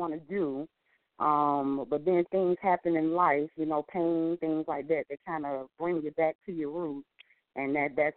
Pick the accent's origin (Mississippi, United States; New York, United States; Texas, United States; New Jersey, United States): New Jersey, United States; now in Fort Lauderdale, United States; I was born in New Jersey. I'm living now in Fort Lauderdale, Florida